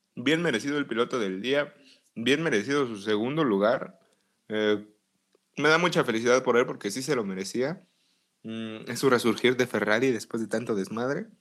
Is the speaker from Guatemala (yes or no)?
no; Mexico; tú y yo como mexicanos